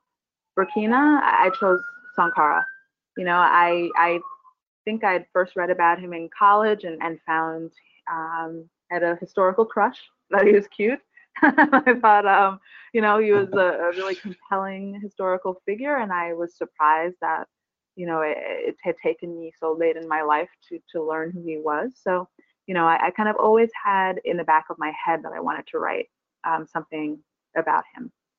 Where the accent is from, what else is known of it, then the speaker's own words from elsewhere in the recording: Barbados; now in New York, United States; I'm from Barbados, and I live here now